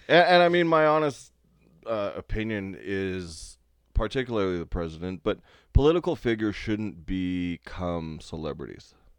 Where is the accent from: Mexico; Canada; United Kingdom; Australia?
Canada; I'm a forty-year-old man and I'm Canadian